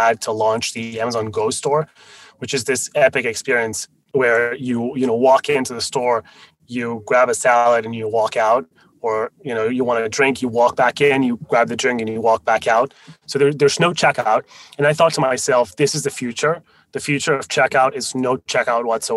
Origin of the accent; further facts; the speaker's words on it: France; first language Spanish and French; English is a second language; also born or lived in Spain; now in United States; I'm Spanish originally, although I grew up in France. So Spanish and French were my first two languages